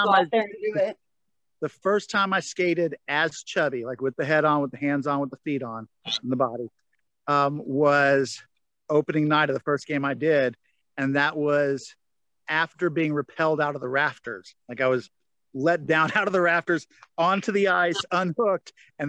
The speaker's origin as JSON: {"language": "English", "region": "the South", "country": "United States", "said": "Up until then, I was, you know, I'm from the South. Hockey was never a thing, you know?"}